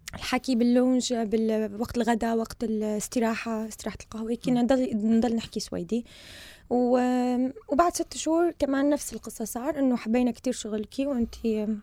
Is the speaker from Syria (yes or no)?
yes; Syria; moved away as an adult; also born or lived in United Kingdom; now in Sweden; جاية من سوريا سنة 2014